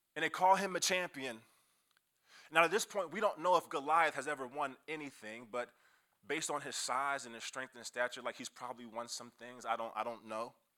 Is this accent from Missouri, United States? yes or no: yes; Kansas City, Missouri, United States; I'm from Kansas City